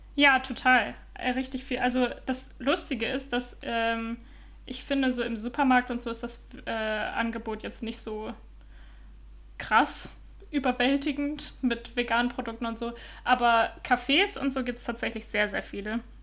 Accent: Northern Germany, Germany; moved away as an adult; also born or lived in Utrecht, Netherlands; now in Copenhagen, Denmark; ich komme ja ursprünglich aus Norddeutschland, äh, aus der Nähe von Bremen

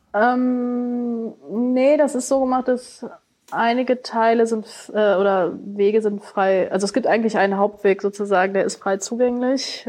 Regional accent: Germany; wir als Deutsche

